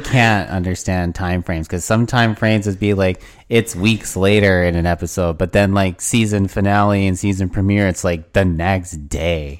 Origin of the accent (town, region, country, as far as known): Canada